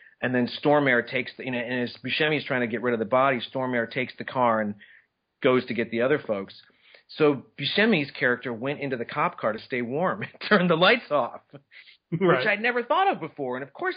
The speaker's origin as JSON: {"language": "English", "town": "Minneapolis", "region": "Minnesota", "country": "United States", "moved": "yes", "said": "I'm actually from Minneapolis"}